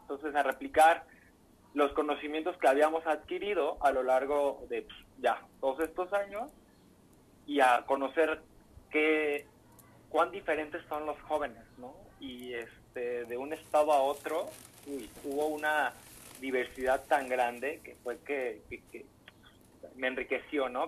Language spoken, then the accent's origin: Spanish; Michoacán, Mexico; moved away as an adult; now in Jalisco, Mexico; lejos de mi tierra, que, que, es algo que extraño y me duele mucho, pero con este compromiso tan grande que tengo que, pues bueno, ya trabajé mucho por Michoacán